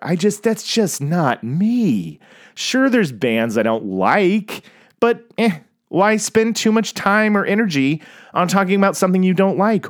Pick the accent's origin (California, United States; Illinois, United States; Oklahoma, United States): Oklahoma, United States; Tulsa; I grew up in Tulsa, Oklahoma